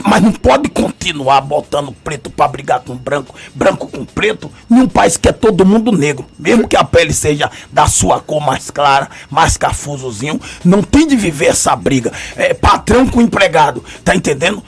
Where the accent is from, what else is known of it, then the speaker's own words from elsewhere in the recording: Salvador, Bahia, Brazil; prefeito desta cidade, onde nasci, no subúrbio, em Piripiri, vendi picolé, geladinho, fui cobrador de ônibus, fui feirante